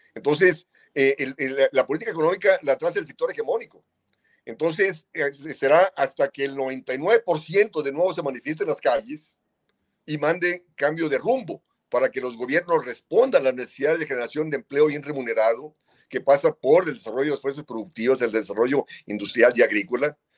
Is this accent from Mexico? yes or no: yes; Mexico; en nuestro país